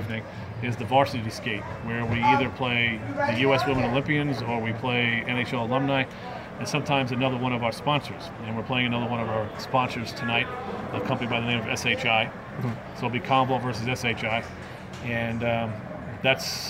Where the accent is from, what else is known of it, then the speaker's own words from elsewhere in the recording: New York, United States; Being a New Yorker